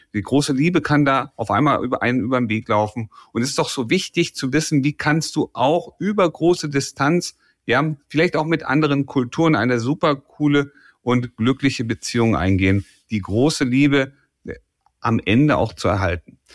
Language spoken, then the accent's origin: German; Germany; deutsche Pünktlichkeit. Das ist ein kulturelles Gut, das wir hier bei uns haben